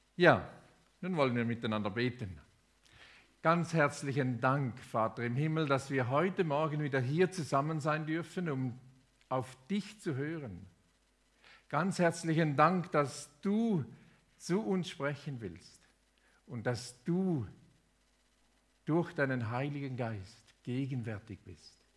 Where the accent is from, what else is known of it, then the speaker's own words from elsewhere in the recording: Thurgau, Switzerland; moved away as an adult; also born or lived in Indonesia; Ich bin im Thurgau aufgewachsen, zehn Kilometer südlich von Konstanz